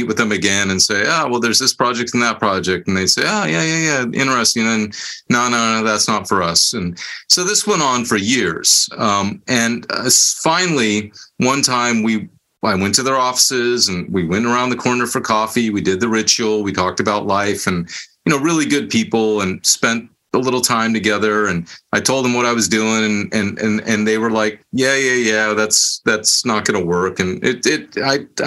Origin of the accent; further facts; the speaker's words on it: Bay Area, California, United States; moved away as an adult; I was born and raised in the Bay Area. My whole life I'd been there, nowhere else